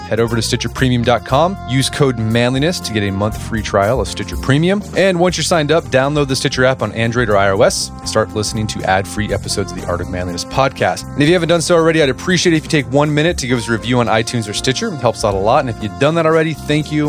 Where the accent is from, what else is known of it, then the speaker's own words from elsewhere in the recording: Oklahoma City, Oklahoma, United States; I grew up in Oklahoma City